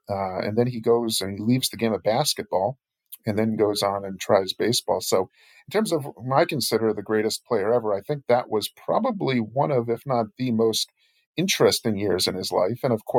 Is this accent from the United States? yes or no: yes; Boston, Massachusetts, United States; I'm 36 years old. So in 93, I was nine. Growing up in Boston, I always tell people, you know, the teams were, it couldn't have been more different from what it was like today.